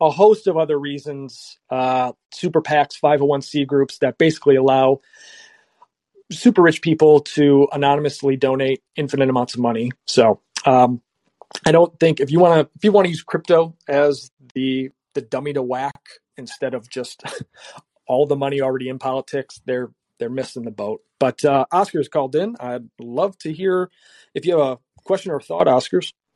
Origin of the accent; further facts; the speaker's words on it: United States; we're from the U.S.